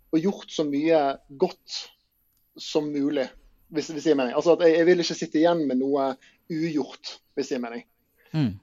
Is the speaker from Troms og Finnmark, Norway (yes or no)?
no; Bergen, Vestland, Norway; jeg er jo fra Bergen, så det ja. kan være greit å ha liksom sommeren i nærheten av familie og venner